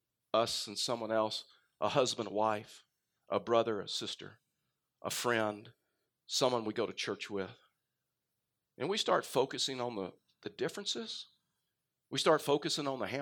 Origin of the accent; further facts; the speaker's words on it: Texas, United States; accent: Texas; now in Colorado, United States; I've lost my Texas accent, but so you have no clue. But I'm from Texas, and most of you from Colorado, and I'm still learning your culture.